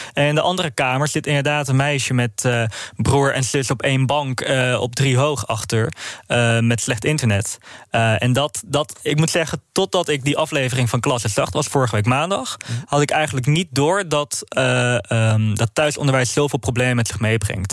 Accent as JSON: {"language": "Dutch", "town": "Amsterdam", "region": "North Holland", "country": "Netherlands", "tie": "born or raised there", "said": "nu ben ik wel een geboren en getogen Amsterdammer."}